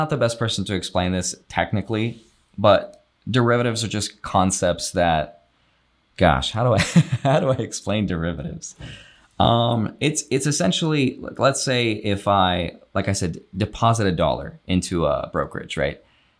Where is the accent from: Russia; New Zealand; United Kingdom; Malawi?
Russia; English is a second language; now in United States; They're immigrants. So I came from Russia. I'm a circus kid. I used to travel with my parents.